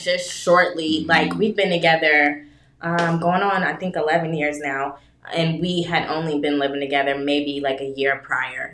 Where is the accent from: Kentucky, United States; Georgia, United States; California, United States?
Kentucky, United States; I'm from Kentucky